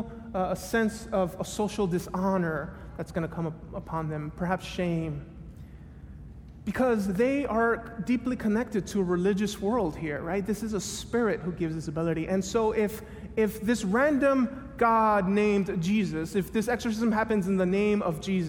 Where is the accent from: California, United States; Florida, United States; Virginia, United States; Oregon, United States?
Florida, United States; Miami; moved away as an adult; also born or lived in Tennessee; I grew up in Miami, went to school in Tennessee